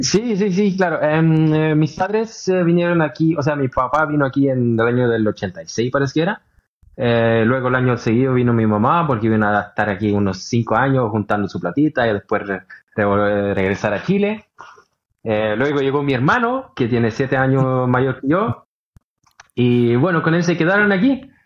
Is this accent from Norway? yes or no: yes; Oslo, Norway; en donde yo nací en Holmland